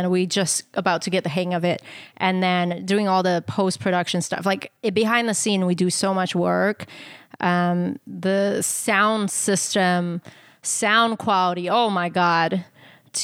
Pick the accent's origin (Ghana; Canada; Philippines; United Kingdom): Canada; our identity as Asian Canadian woman